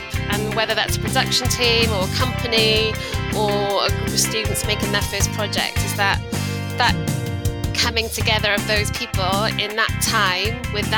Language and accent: English; South Wales, United Kingdom; moved away as an adult; now in United Arab Emirates; I grew up in South Wales in the UK